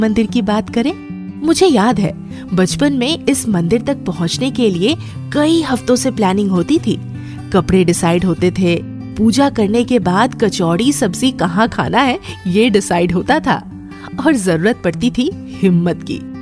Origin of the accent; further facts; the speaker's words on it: Ranchi, Jharkhand, India; मेरे शहर रांची की रांची जिसे झारखंड की राजधानी कहा जाता है